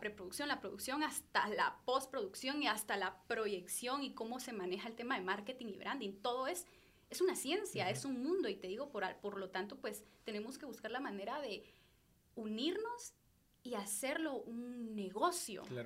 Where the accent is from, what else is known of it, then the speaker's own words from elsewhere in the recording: Guatemala; como sociedad guatemalteca